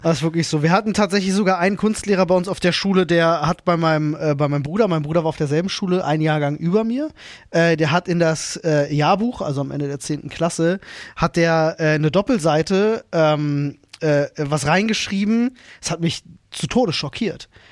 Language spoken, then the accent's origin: German; Berlin, Germany; ich ging in Berlin-Britz zur Grundschule